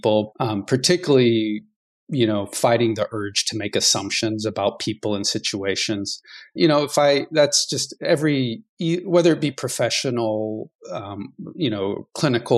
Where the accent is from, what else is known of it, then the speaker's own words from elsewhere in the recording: Georgia, United States; moved away as an adult; now in Pacific Northwest, United States; I'm originally from Georgia, but I claim the Pacific Northwest as my home, and I've been out here for about 20 years now